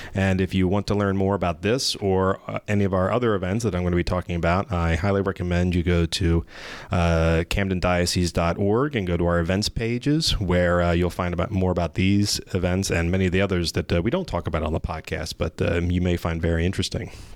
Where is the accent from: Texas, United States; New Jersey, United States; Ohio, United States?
New Jersey, United States; Gloucester County; also born or lived in Elmer, New Jersey; I was born in Elmer, New Jersey, and then quickly moved to Gloucester County